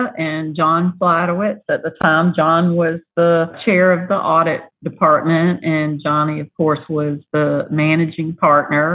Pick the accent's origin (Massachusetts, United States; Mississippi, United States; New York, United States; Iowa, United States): Mississippi, United States; moved away as an adult; also born or lived in Knoxville, Tennessee; now in Houston, United States; I was born and raised in Mississippi, and I've lived all over, but spent the majority of my time in the South for sure.